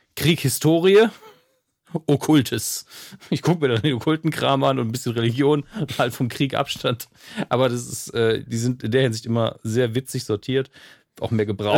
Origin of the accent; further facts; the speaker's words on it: Germany; meine Heimatstadt